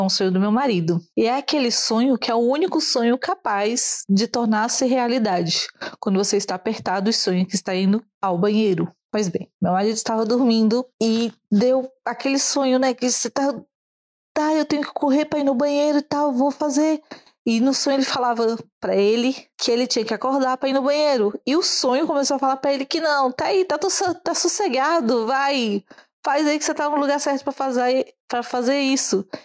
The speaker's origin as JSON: {"language": "Portuguese", "town": "Brasília", "region": "Federal District", "country": "Brazil", "moved": "yes", "lives_now": "Italy", "said": "agora eu vivo em Itália, mas eu sou de Brasília"}